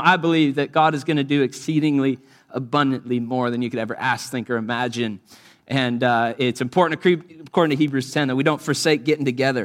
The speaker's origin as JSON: {"language": "English", "country": "United States", "said": "often I'm the only American in these settings"}